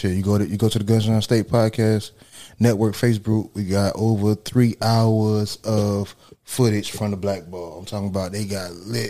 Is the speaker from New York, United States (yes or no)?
no; Miami, Florida, United States; I'm from Miami.